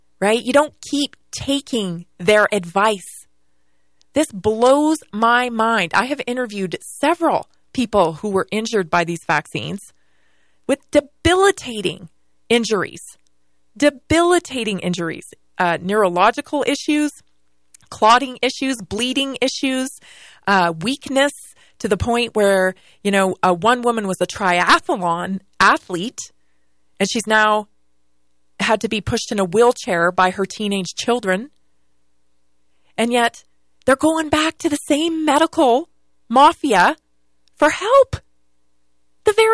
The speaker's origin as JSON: {"language": "English", "town": "Victoria", "region": "British Columbia", "country": "Canada", "tie": "born or raised there", "moved": "yes", "lives_now": "United States", "said": "born and raised in Victoria, British Columbia, Canada, and lived there"}